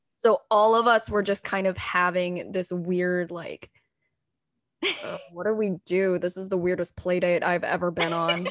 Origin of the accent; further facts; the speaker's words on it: Texas, United States; first language English; moved away as an adult; also born or lived in Anhui, China; now in New York City, United States; my dad is a southern baptist pastor in texas